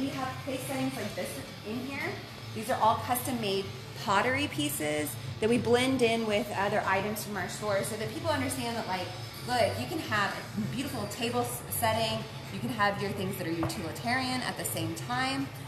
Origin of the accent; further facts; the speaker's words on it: Dallas, Texas, United States; moved away as an adult; also born or lived in Ruston, Louisiana; now in Shreveport, United States; I am originally from the Dallas area. That's where I grew up